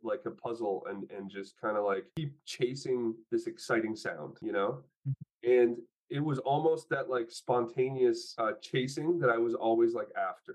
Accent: Canada; also born or lived in Poland; now in Los Angeles, United States; I'm Polish and I'm Canadian, and you know, now I'm living in Los Angeles

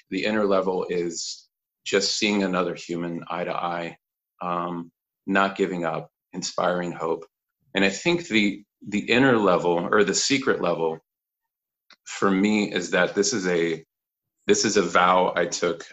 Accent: Kansas, United States; moved away; also born or lived in Fort Worth, Texas / Colorado; born and raised in Kansas, pretty much. Actually, born in, in Fort Worth, Texas

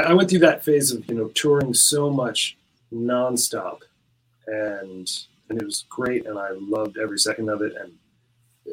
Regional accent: Rhode Island, United States; moved away as an adult; now in Ireland; I grew up in Rhode Island, America

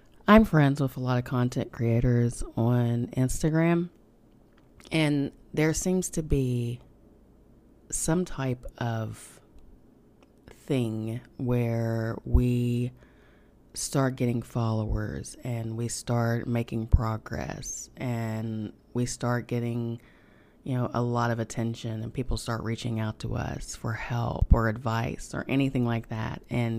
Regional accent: United States; accent: hillbilly

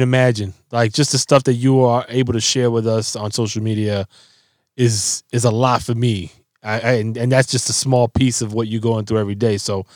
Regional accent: New York City, New York, United States; growing up in the Bronx

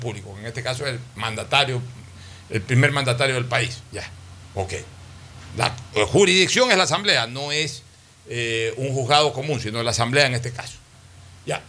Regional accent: Ecuador; somos los ecuatorianos

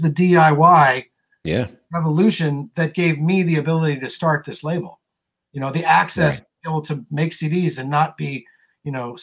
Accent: California, United States; I'm definitely from California

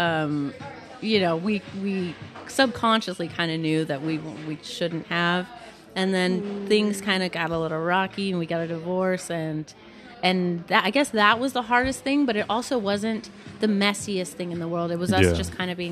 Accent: California, United States; I grew up in California I went to a good school.

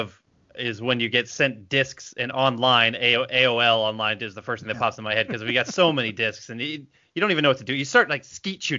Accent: Cumming, Georgia, United States; we are from Cumming, Georgia. Terrible name for a town

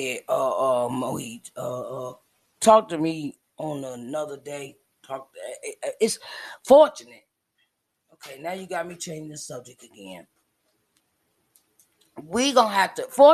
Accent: Uniontown, Pennsylvania, United States; I am from Uniontown, Pennsylvania, 45 minutes outside of Pittsburgh, Pennsylvania, in the United States of America

